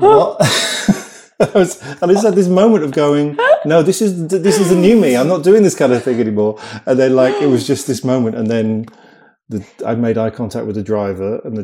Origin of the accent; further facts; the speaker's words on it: Cheltenham, South West England, United Kingdom; moved away as an adult; also born or lived in London; I grew up in a town called Cheltenham, which is like near Bristol in the UK